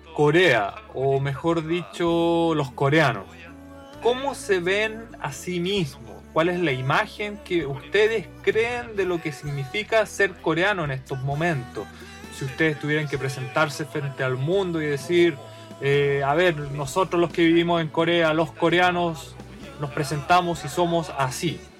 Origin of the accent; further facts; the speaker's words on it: Chile; moved away as an adult; now in Japan; yo cuando regreso a Chile por el hecho de llevar ya casi ocho años acá en Japón, tengo una perspectiva y entiendo mucho mejor cómo somos los chilenos